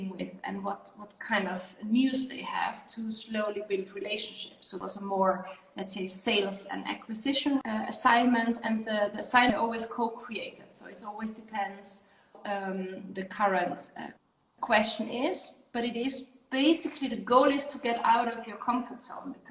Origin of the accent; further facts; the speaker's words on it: Netherlands; I'm originally from the Netherlands